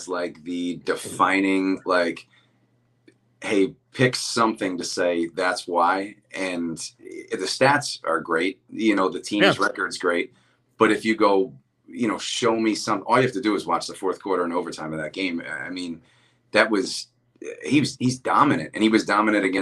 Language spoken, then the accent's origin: English; Philadelphia, Pennsylvania, United States; as a Philadelphian